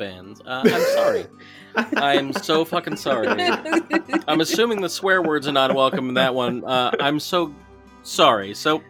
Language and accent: English; New Jersey, United States; moved away; I'm from New Jersey. That's just how we speak.